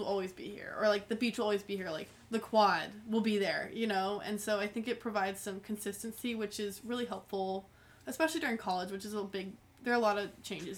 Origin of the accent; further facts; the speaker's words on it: Colorado, United States; growing up in Colorado, the culture is very much outdoor focused.